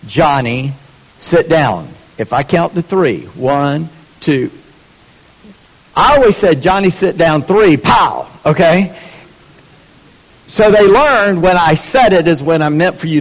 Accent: the South, United States; I'm a Southerner.

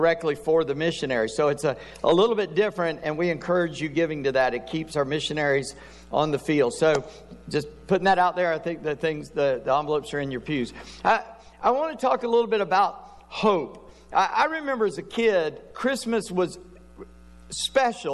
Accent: South Carolina, United States; I'm a redneck from South Carolina

